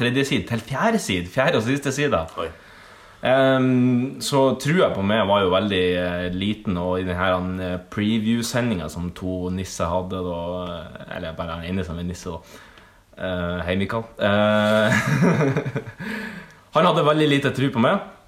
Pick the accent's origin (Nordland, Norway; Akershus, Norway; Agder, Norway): Nordland, Norway; Sandnessjøen; now in Oslo, Norway; i hjembyen min Sandsjøen